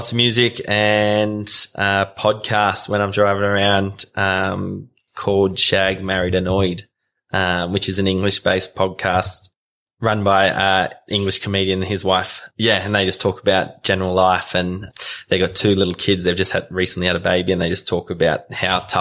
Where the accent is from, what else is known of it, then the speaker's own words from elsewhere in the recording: Taree, New South Wales, Australia; moved away; also born or lived in Central Australia; I was born in Taree on the mid-north coast, and my parents own a dairy farm and Dyes Crossing. So I'm sixth generation. I'm one of six kids. So I've got three older sisters, then myself, a younger brother and a younger sister, and then we all grew up on the farm